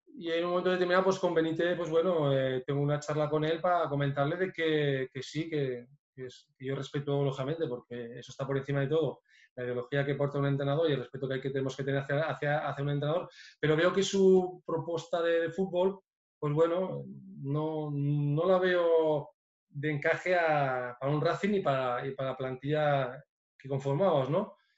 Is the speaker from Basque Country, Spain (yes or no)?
yes; Biscay, Basque Country, Spain; moved away; also born or lived in Lleida; De donde yo también me considero porque soy, soy vizcaíno